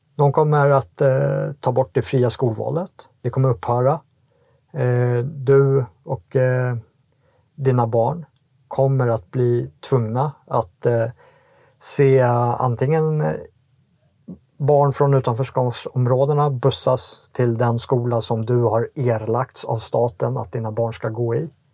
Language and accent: Swedish; Sweden; vi som svenskar